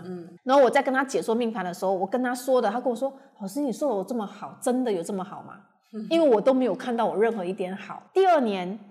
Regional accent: Taiwan; also born or lived in Malaysia; 我是在，从小是在台湾长大的嘛。嗯。然后我觉得我在台湾长大的时候

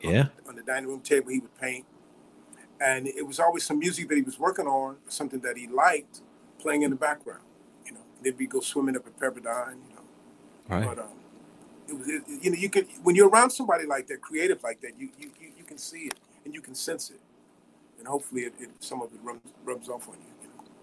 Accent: Chicago, Illinois, United States; Growing up in Chicago

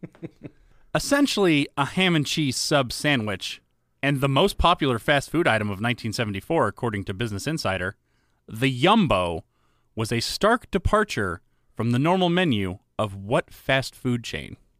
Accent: the South, United States; I grew up in the South

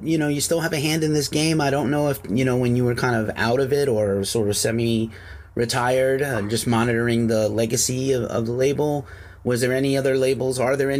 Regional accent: New York City, New York, United States; now in California, United States; I'm from New York City originally. I live in California now

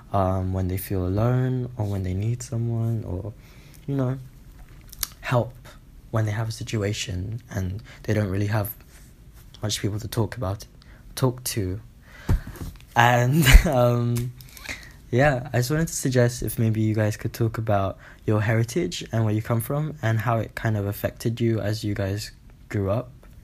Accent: Philippines; I'm 17 and I'm from the Philippines.

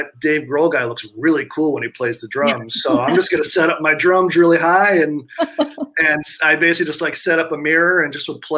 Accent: New York City, New York, United States; I grew up right basically in Times Square

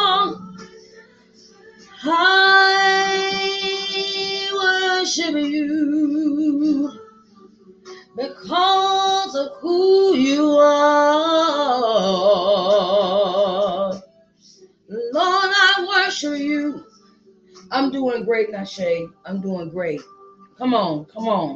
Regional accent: Virginia, United States; moved away; also born or lived in New Orleans; my peeps in Virginia, my peeps in Hampton, my peeps in New Orleans, Portsmouth, Norfolk, all my hometown

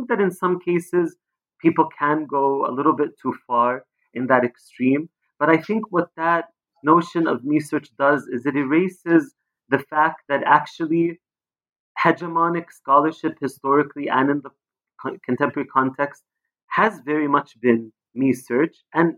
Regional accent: Palestine; And I'm also Palestinian. I grew up in Palestine.

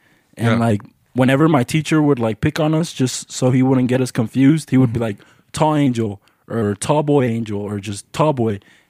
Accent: Greeley, Colorado, United States; also born or lived in Fort Worth, Texas; I'm from Fort Worth, Texas. You know, I was born there. I moved to Colorado when I was like 5 years old. Mm-hmm. And I just been living like in Greeley, Colorado, like the worst city ever, bro.

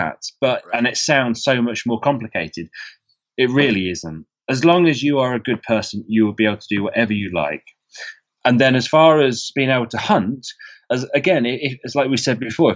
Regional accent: England, United Kingdom; as an English person

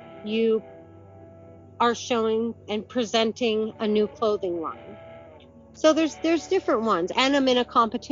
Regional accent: Vermont, United States; I'm from Vermont

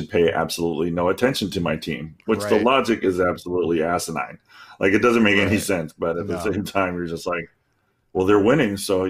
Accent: Florida, United States; I'm from Florida.

